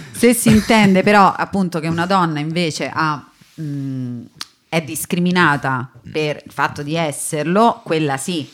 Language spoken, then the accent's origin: Italian; Rome, Lazio, Italy; accent: Roman; sono romana